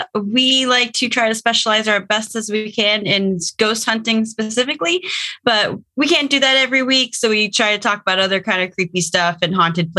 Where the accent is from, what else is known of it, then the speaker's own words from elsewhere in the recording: Pacific Northwest, United States; we have family in Georgia, but we grew up in the Pacific Northwest.